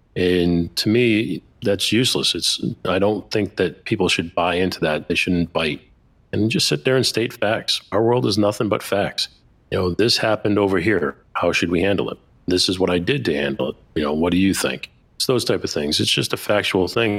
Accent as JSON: {"language": "English", "town": "Boston", "region": "Massachusetts", "country": "United States", "said": "I'm an Italian from Boston"}